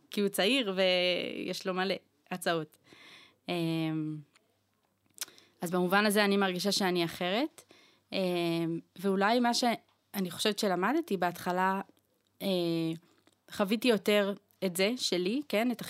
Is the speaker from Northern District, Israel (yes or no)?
yes; Northern District, Israel; moved away as an adult; now in Jerusalem, Israel; אני בת 32, גרה היום בירושלים, גדלתי בצפון.